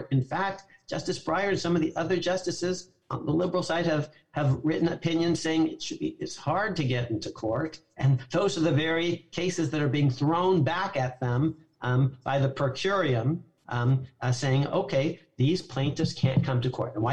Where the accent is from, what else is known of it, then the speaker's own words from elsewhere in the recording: Connecticut, United States; my hometown, my uh, home state.